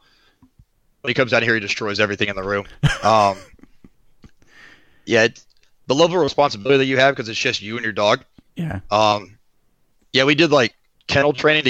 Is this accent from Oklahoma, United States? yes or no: yes; Oklahoma, United States; moved away as an adult; born and raised in Oklahoma.